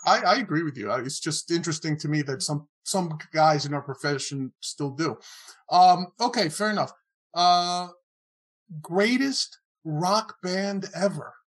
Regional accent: New York City, New York, United States; also born or lived in Queens, New York; I was born in the Bronx, and raised in the Bronx, not too far from Yankee Stadium

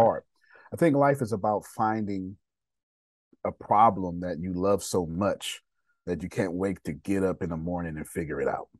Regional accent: Texas, United States; I failed the fifth grade, and I failed the sixth grade back to back in Texas. I'm from Texas

